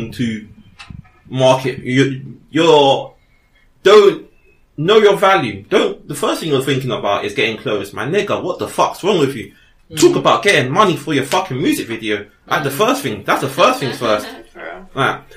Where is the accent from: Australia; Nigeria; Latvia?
Nigeria; Lagos; moved away; my hometown up in Lagos